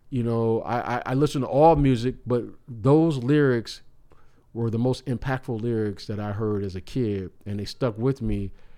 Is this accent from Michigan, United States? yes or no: yes; Detroit, Michigan, United States; as a young kid growing up in Detroit